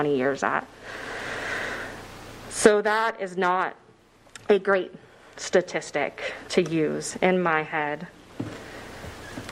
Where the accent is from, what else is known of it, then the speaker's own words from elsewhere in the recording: Shawnee Mission District, Kansas, United States; I grew up in the Shawnee Mission District